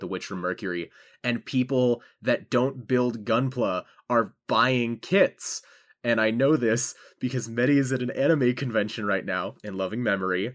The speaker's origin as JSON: {"language": "English", "country": "United States", "said": "I'm an American"}